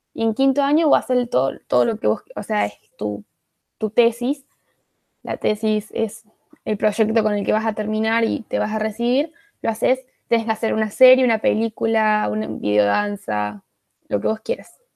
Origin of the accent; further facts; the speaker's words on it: Arroyo Cabral, Córdoba, Argentina; de Argentina, Córdoba